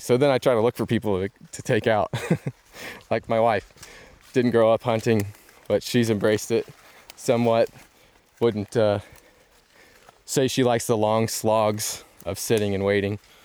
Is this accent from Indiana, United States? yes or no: yes; Indiana, United States; we're from Indiana